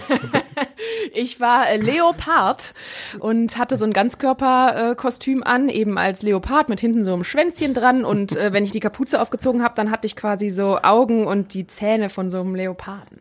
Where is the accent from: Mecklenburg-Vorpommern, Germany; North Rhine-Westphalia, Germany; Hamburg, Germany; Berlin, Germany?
North Rhine-Westphalia, Germany; Neuss; ich bin auf der Schwelle geboren, in Neuss zwischen Düsseldorf und Köln.